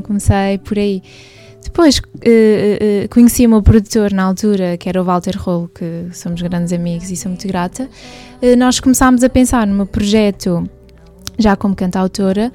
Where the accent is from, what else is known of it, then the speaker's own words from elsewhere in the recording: Portugal; also born or lived in United States; Nasci nos Estados Unidos, vim para Portugal com 7 anos